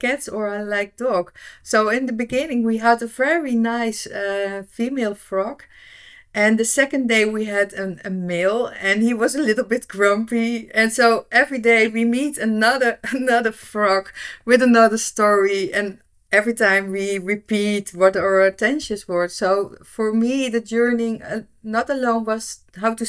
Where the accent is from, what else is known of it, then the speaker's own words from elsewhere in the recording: Netherlands; I'm from the Netherlands.